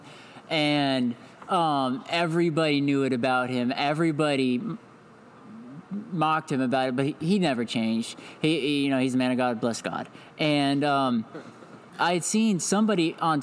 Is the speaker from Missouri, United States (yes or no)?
yes; Independence, Missouri, United States; also born or lived in Georgia; I'm from Independence, Missouri. It's an outskirt of or a suburb of Kansas City, Missouri